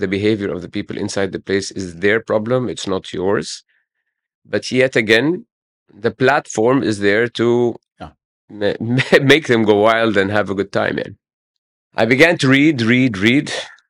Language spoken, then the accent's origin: English; Cairo, Cairo Governorate, Egypt; I grew up in Heliopolis, yeah. And I live